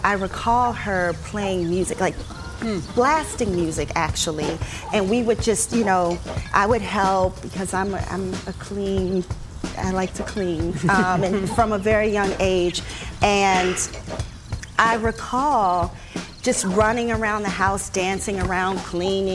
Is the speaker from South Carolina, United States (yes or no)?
no; Washington, District of Columbia, United States; I'm from Washington, D.C.